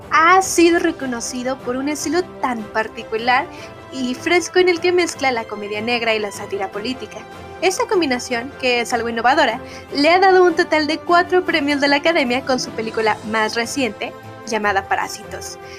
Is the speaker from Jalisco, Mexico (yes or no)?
yes; Guadalajara, Jalisco, Mexico; Kenia fue la primera en mencionar que habría un evento en Guadalajara, mi ciudad natal, donde asistiría por primera vez una banda de K-pop